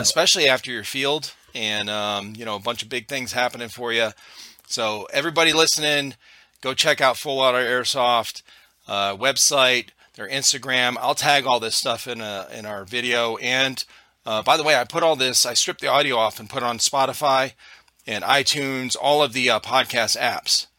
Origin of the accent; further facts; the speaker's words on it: Cleveland, Ohio, United States; moved away as an adult; now in South Carolina, United States; I'm originally from Cleveland, Ohio.